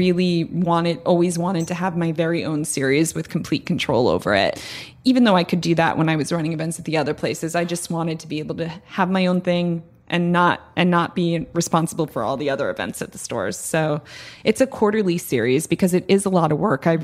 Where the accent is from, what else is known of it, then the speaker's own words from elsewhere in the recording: United States; now in New York City, United States; I grew up an hour outside of New York